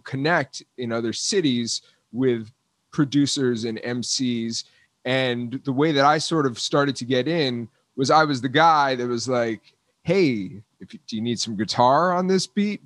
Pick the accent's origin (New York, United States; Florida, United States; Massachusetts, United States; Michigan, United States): Florida, United States; South; I grew up in South Florida